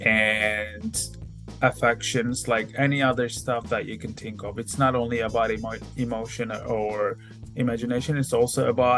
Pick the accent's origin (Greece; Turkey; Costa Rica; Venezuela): Turkey; moved away as an adult; also born or lived in Istanbul, Turkey; now in Hamilton, New Zealand; I'm from Turkey